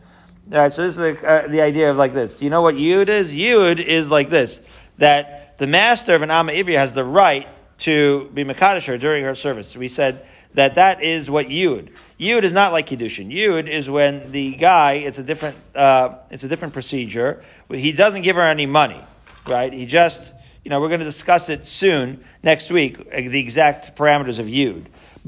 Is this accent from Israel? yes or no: yes; Israel; I remember actually when I was growing up in Israel, we still had the lira.